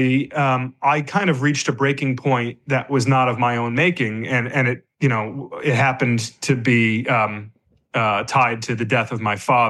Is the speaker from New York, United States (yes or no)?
no; Michigan, United States; moved away; the church I grew up in Michigan